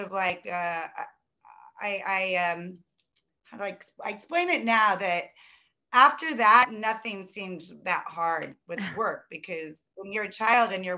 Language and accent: English; Midwest, United States; born or raised there; moved away as an adult; also born or lived in Los Angeles, United States